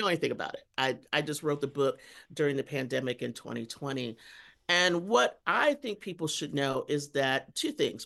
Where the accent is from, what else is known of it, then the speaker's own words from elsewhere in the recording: Texas, United States; I grew up Catholic in Texas.